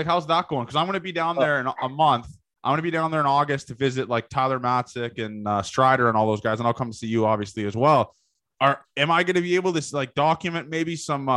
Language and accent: English; Canada; I'm Canadian